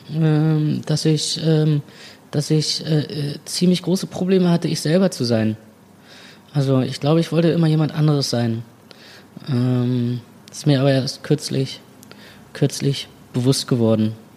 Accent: Berlin, Germany; im, im, Zentrum, Zentrum von Berlin geboren und dachte immer, ich äh, bin ein reines Stadtkind

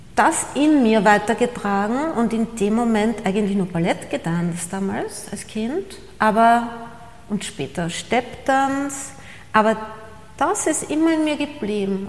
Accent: Austria; moved away as an adult; also born or lived in Buenos Aires, Argentina / New York, United States / Paris, France / Costa Blanca, Spain; als Österreicherin

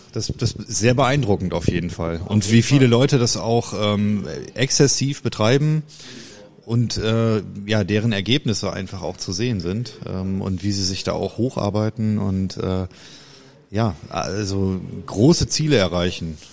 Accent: Brüggen, North Rhine-Westphalia, Germany; ich äh, komme aus Kreis Viersen, äh, Brüggen halt

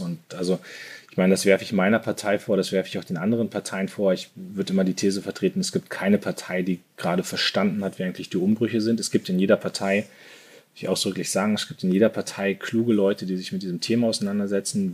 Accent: Munster, Lower Saxony, Germany; moved away as an adult; also born or lived in Soltau / Hannover / Düsseldorf / New York; Ich bin äh, in, in Soltau geboren, in Munster, also nicht Münster, sondern Munster aufgewachsen, in Lüneburger Heide

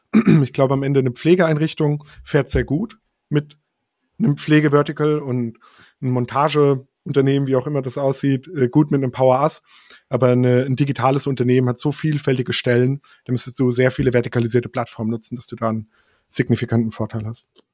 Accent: Rhineland-Palatinate, Germany; now in Karlsruhe, Germany; ich komme aus der Pfalz

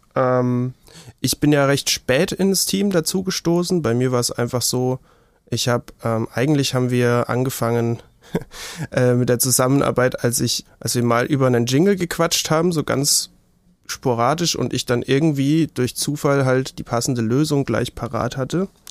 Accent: Würzburg, Bavaria, Germany; Ich bin in Würzburg geboren. Ich lebe immer noch in Würzburg. Mich hat es nicht weit verschlagen

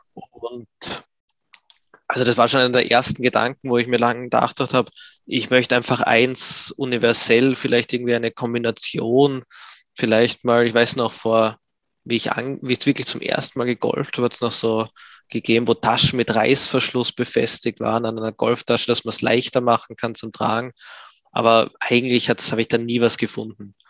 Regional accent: Graz, Styria, Austria; Ich bin geboren und groß geworden in Graz in Österreich

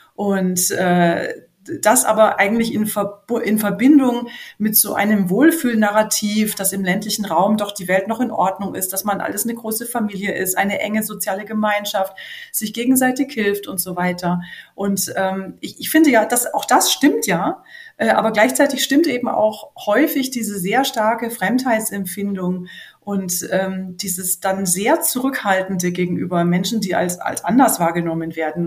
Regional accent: Franconia, Bavaria, Germany; Ich komme ja aus Franken und das hat ja äh, wenig Ähnlichkeit jetzt gerade vom Dialekt her mit dem Oberbayerischen

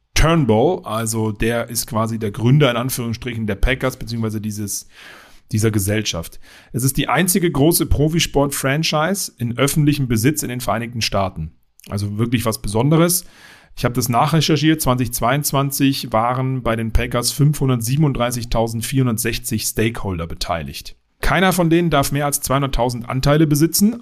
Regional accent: Berlin, Germany; moved away as an adult; also born or lived in Dingolfing, Bavaria; now in Bavaria, Germany; ich bin eigentlich Dingolfinger, aber in Berlin aufgewachsen

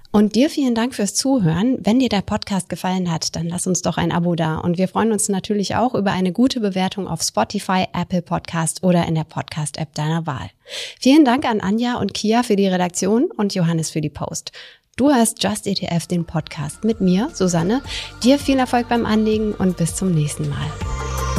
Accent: Germany; in der Nähe von meiner Heimatstadt

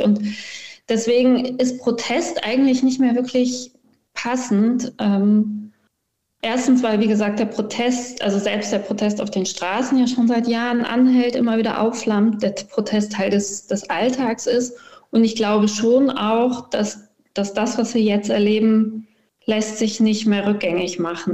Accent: Cologne, North Rhine-Westphalia, Germany; moved away as an adult; also born or lived in Iran; now in Graz, Austria; ich bin ja in Köln-Junkersdorf aufgewachsen

